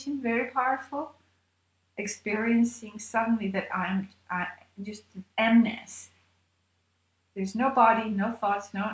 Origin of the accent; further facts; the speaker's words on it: Armenia; I was born in Armenia